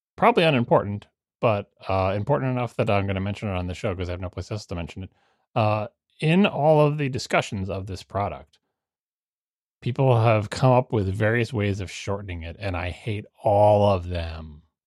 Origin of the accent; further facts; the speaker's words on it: Long Island, New York, United States; growing up on Long Island